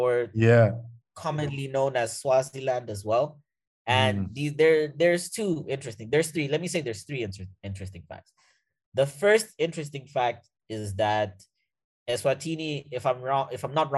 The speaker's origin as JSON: {"language": "English", "country": "Mozambique", "also_born_or_lived": "South Africa / Canada", "first_language": "Portuguese", "second_language": "English", "moved": "yes", "said": "I'm from Mozambique"}